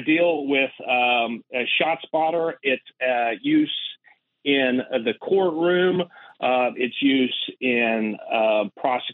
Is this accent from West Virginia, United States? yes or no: yes; West Virginia, United States; moved away; I was born and raised in West Virginia.